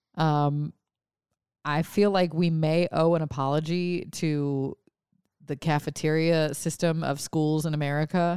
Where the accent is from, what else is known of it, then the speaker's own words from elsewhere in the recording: Lafayette, Louisiana, United States; moved away; growing up in Lafayette, we would go to seafood restaurants, and now here I tend to go to crawfish pop-ups.